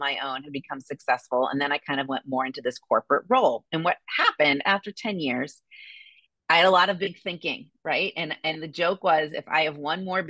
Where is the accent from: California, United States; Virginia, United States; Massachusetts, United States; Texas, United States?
Massachusetts, United States; Boston; moved away as an adult; now in Indianapolis, United States; I grew up in Boston.